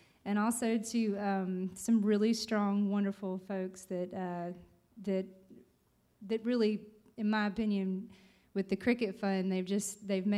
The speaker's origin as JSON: {"language": "English", "town": "Port St. Joe", "region": "Florida", "country": "United States", "said": "I am from Port St. Joe, Florida"}